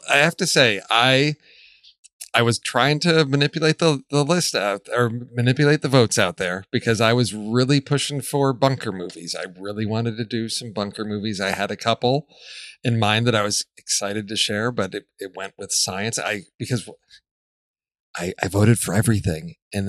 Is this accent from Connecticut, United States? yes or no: no; Chicago, Illinois, United States; moved away; I'm originally from Chicago where the slogan was vote early and vote often.